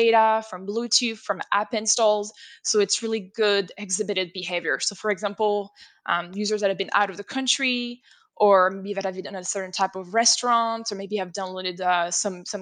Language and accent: English; France; first language French; English is a second language; moved away; France is my native country.